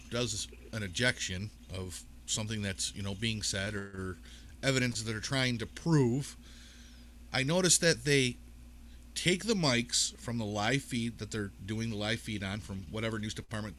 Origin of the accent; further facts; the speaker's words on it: United States; also born or lived in New York State; I'm an American.